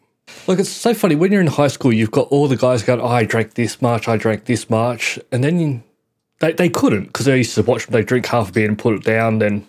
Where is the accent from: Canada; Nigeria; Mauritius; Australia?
Australia; But no, we're Australian.